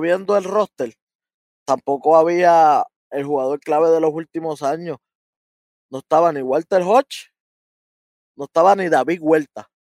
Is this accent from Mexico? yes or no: no; Puerto Rico; soy de aquí